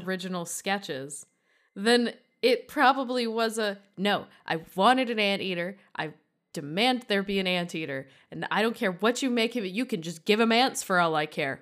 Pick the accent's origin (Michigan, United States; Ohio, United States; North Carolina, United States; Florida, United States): Michigan, United States; Durand; moved away; Durand, Michigan